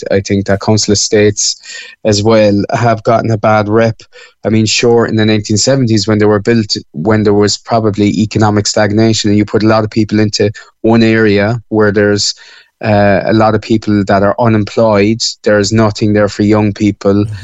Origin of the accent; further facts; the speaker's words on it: Cork, Munster, Ireland; moved away as an adult; also born or lived in Dublin; now in Spain; Well, I moved from Cork uh, to Dublin first, where I was doing uh, I was doing a master's degree, and then I just decided that I wanted to kind of live outside of Ireland for a year, and that was back in 2016.